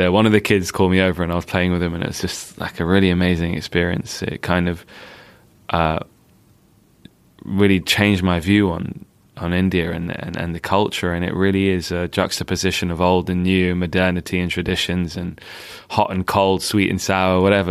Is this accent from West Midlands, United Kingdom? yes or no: no; London, United Kingdom; I spent my time growing up in Northwest London